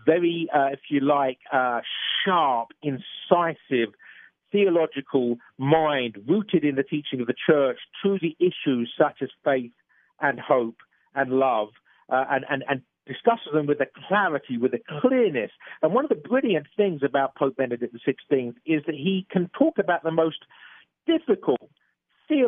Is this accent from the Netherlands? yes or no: no; England, United Kingdom; being an Englishman, as you probably gathered from my accent